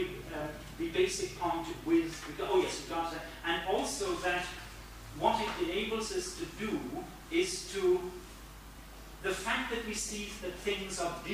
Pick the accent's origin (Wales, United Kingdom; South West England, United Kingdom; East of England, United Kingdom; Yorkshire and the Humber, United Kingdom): East of England, United Kingdom; Cambridge; I come from Cambridge, where they're all, well, not all scientists, a lot of scientists and engineers and technicians